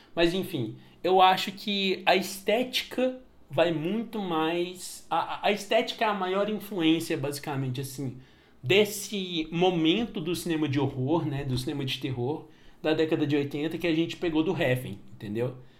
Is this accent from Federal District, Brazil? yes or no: no; Patos de Minas, Minas Gerais, Brazil; na minha cidade natal, em Patos de Minas